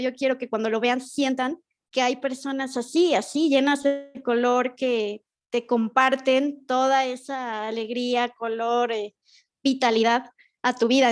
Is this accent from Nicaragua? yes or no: no; Mexico; soy de México.